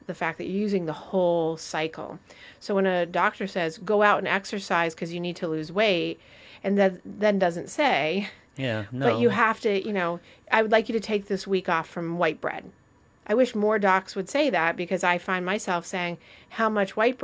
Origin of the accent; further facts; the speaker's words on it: Vermont, United States; growing up, I used to go to this place called the White Cottage in Vermont. So I'm from Vermont